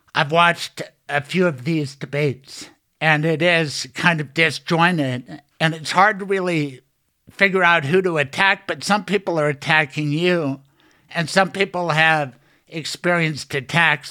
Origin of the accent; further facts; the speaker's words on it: Denver, Colorado, United States; also born or lived in Boulder; Growing up in Denver, Denver Public Schools, G W, C C, C U Law